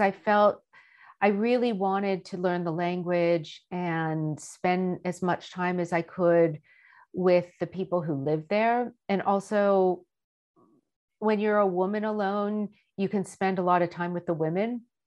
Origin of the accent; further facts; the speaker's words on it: United States; I grew up in America